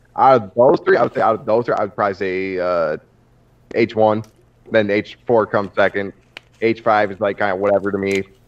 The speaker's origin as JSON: {"language": "English", "region": "Central New York", "country": "United States", "said": "I'm from New York, like mm. not like New York City, like, Central New York"}